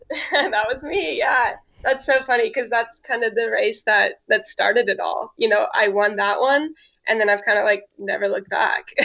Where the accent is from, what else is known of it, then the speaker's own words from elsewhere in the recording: Santa Cruz, California, United States; moved away as an adult; also born or lived in Oregon / Arkansas; now in San Diego, United States; I grew up in Santa Cruz, California, which is like central coast California